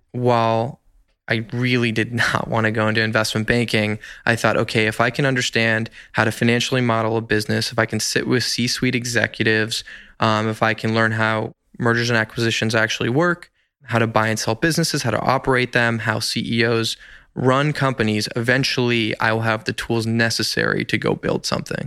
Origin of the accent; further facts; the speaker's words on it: Los Angeles, California, United States; I am an L A native, grew up in Encino, California